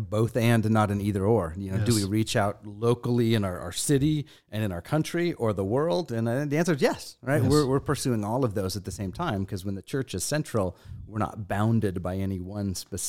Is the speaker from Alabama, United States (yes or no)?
no; Spokane, Washington, United States; Originally from Spokane, Washington.